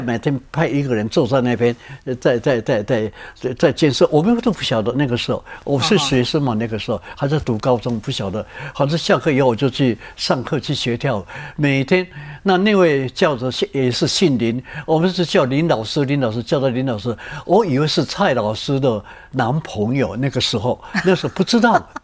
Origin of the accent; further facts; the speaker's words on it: Taiwan; moved away as an adult; also born or lived in Japan; 我是台湾来的